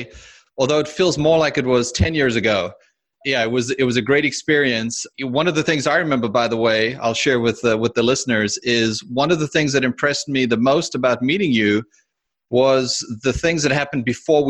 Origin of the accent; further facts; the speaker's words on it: South Africa; moved away as an adult; now in United States; I was actually born and raised in South Africa